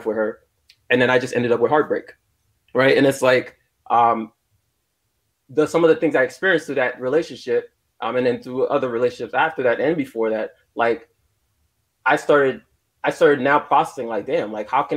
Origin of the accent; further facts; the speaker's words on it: United States; I'm Haitian, but I grew up in America